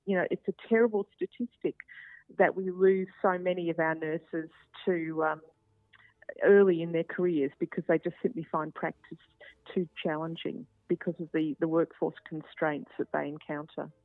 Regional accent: Queensland, Australia; I'm a Queenslander

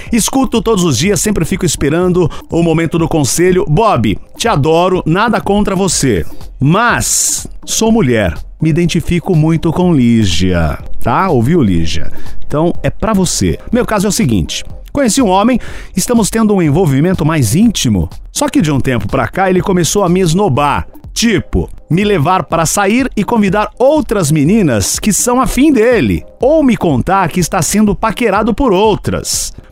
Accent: Limeira, São Paulo, Brazil; also born or lived in Santa Amélia; É, eu sou paranaense. Fui criado em Limeira, mas eu nasci no Paraná, na minha querida e pequena Santa Amélia.

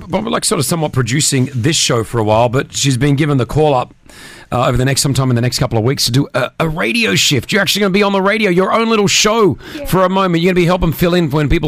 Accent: Australia; moved away; I come from Australia

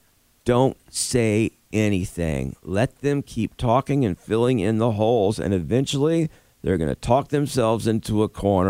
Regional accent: Rock Vegas, Florida, United States; now in South Carolina, United States; I grew up in Rock Vegas, Florida

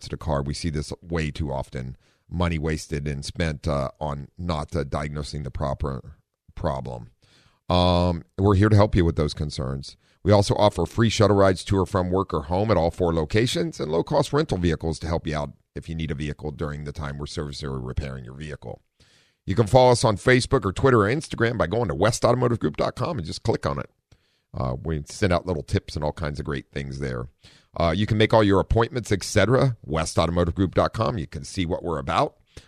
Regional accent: Midwest, United States; now in Southern California, United States; I grew up in the Midwest

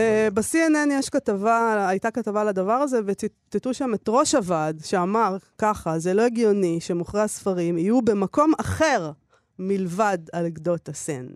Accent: Israel; אנחנו הישראלים

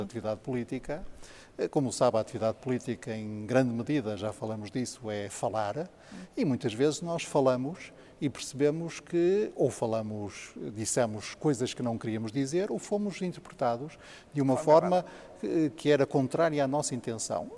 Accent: Porto, Norte, Portugal; mas depois cresci na minha meninice em Paranhos

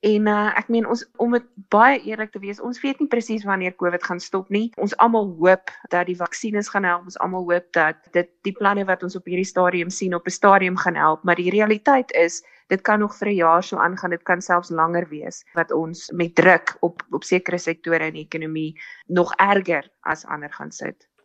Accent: South Africa; ons armer as Suid-Afrikaners

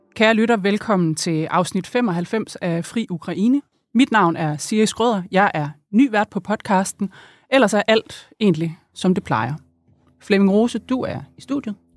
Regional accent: East Jutland, Central Denmark Region, Denmark; i Østjylland, hvor jeg er vokset op.

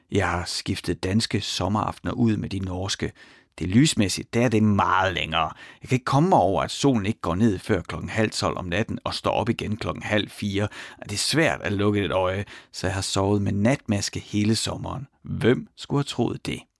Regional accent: Ry, Central Denmark Region, Denmark; Jeg er vokset op i Ry

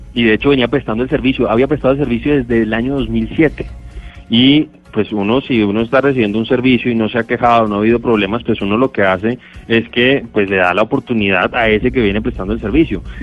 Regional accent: Colombia; como colombiano

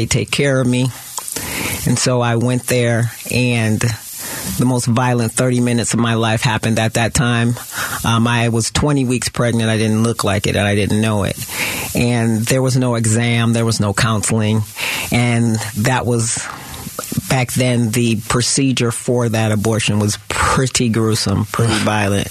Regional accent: Detroit, Michigan, United States; Growing up, I grew up in Detroit, Michigan.

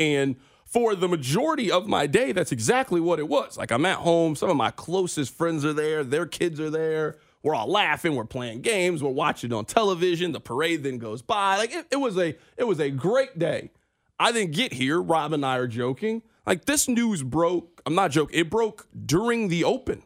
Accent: Kansas City, Missouri, United States; we are from Kansas City

